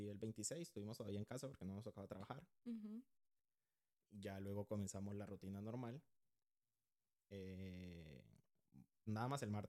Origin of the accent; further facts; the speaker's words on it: Honduras; Yo soy de Honduras. No hablo como hondureño, no me pregunten por qué, ni yo sé.